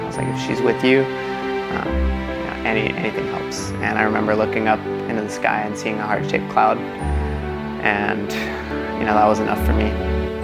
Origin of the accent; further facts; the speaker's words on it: Pennsylvania, United States; I was born and raised in Pennsylvania. I was born and raised Catholic as well.